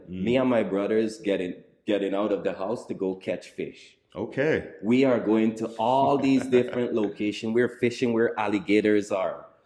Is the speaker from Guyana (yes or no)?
yes; Guyana; As a kid growing up in Guyana, like the kids in the Western society